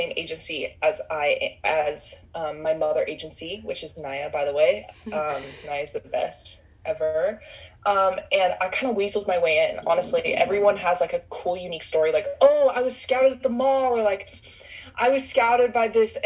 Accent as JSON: {"language": "English", "region": "Utah", "country": "United States", "tie": "born or raised there", "also_born_or_lived": "Los Angeles / Miami / New York City", "moved": "yes", "said": "I grew up in Utah"}